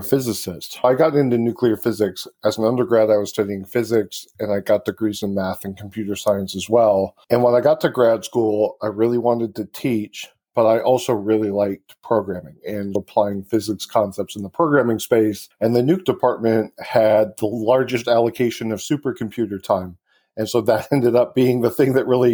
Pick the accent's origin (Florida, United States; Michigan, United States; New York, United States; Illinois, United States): Michigan, United States; moved away as an adult; I grew up in Michigan.